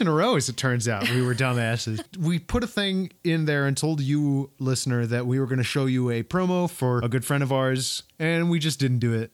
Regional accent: Kentucky, United States; my home state

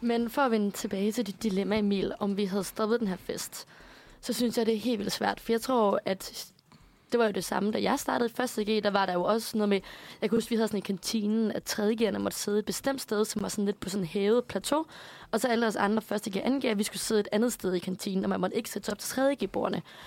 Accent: Aarhus, Central Denmark Region, Denmark; moved away; på mit gymnasium hjemme i Aarhus

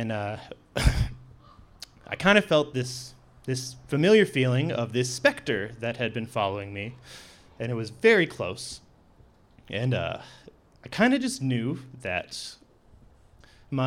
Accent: Sitka, Alaska, United States; I grew up here in Sitka with a typical fishing family

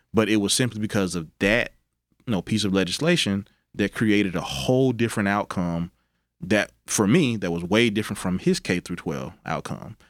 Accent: Mississippi Delta, United States; also born or lived in Arkansas / Tennessee; now in Memphis, United States; growing up in the Mississippi Delta, Memphis was the closest big city.

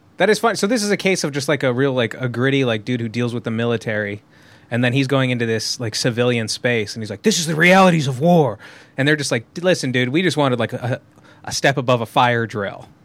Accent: Southern California, United States; I grew up in Southern California

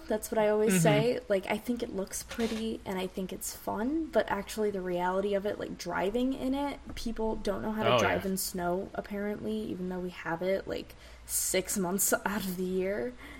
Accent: Michigan, United States; I am from Michigan. I am right outside Detroit, about like 30 minutes away.

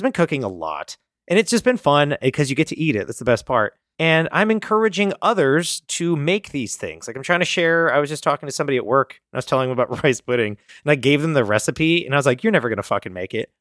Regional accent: suburb of Philadelphia, New Jersey, United States; did Jeff and I grow up in a suburb of Philadelphia

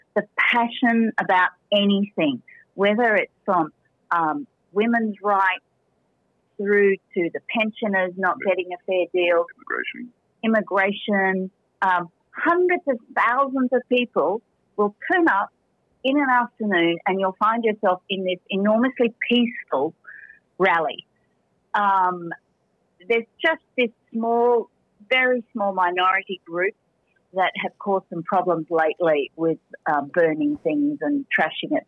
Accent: Australia; moved away as an adult; now in Spain; as an Australian

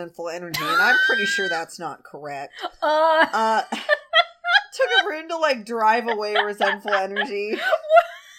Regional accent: United States; accent: American English; I am an American English speaker

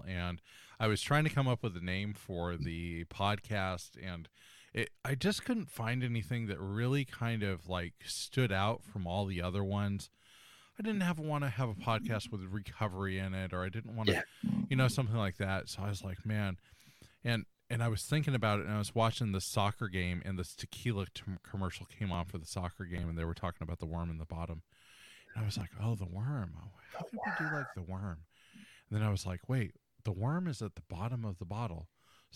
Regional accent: California, United States; I'm from California. We do things differently around here

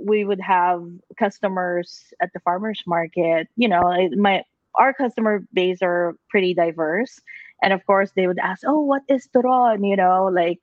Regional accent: Philippines; moved away; I grew up in the Philippines

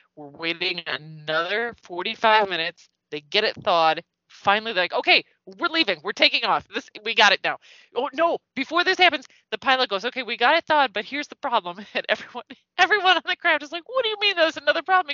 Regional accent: United States; Being an American

